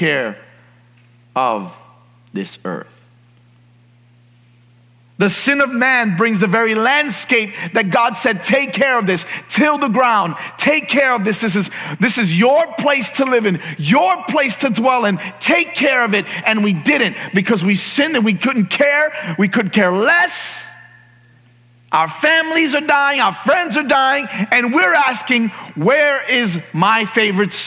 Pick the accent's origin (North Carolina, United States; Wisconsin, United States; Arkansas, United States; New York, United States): New York, United States; New York City; moved away; I grew up in New York City, and there are streetlights everywhere